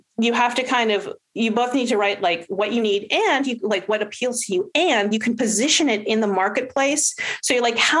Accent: Los Angeles, California, United States; We're both from Los Angeles

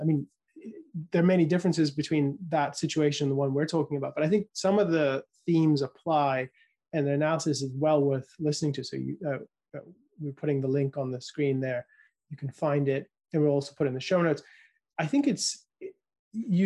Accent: United Kingdom; I was growing up in the United Kingdom

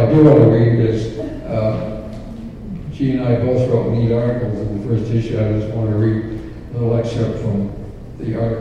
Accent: Phoenix, Arizona, United States; moved away; coming from Phoenix, I always felt those of us who lived outside of Utah didn't have a voice in the church.

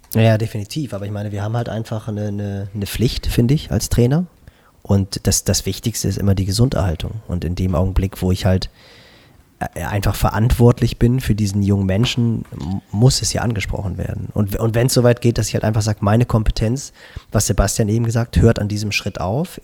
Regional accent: Schleswig-Holstein, Germany; bei uns in Schleswig-Holstein

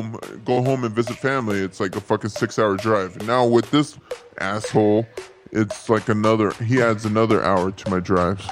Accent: San Angelo, Texas, United States; I live in San Angelo, Texas.

